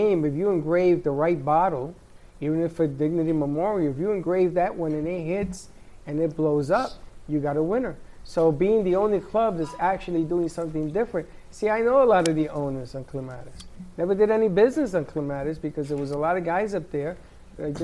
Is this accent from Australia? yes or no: no; Puerto Rico; moved away; I grew up in Puerto Rico and they have the rum factory